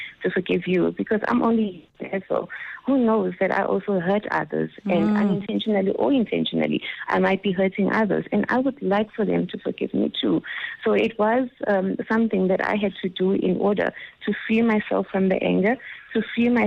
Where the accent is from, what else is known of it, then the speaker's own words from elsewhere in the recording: Soweto, Gauteng, South Africa; I grew up in Soweto